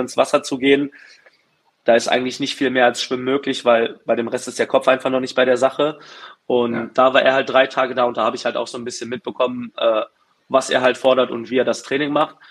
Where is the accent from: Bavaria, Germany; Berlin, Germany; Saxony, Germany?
Berlin, Germany; in Berlin, in meiner Heimat